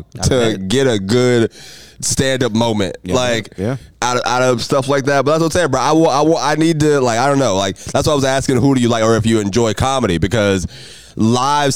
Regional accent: Jacksonville, Florida, United States; I grew up on the north side. I grew up on Dunn Avenue, Lim Turner

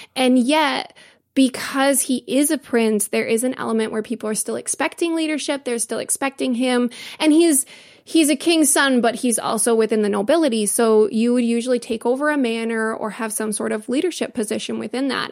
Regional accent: United States; as an American.

